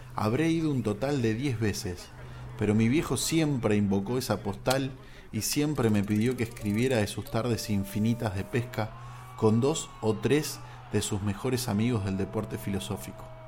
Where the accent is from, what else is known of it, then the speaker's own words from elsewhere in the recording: General Alvear, Buenos Aires Province, Argentina; Yo nací en General Alvear, el centro de la provincia de Buenos Aires